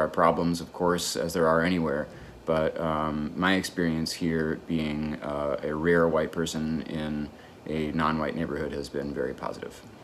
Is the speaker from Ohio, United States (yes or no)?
no; Chicago, Illinois, United States; moved away; where I grew up in Chicago